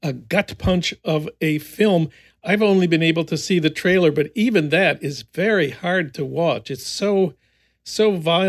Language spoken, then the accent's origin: English; St. Paul, Minnesota, United States; moved away; my hometown of St. Paul